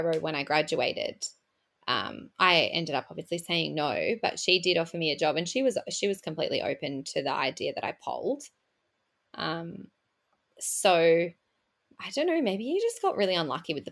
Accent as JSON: {"language": "English", "country": "Australia", "said": "I'm from Australia, so we have different words for things."}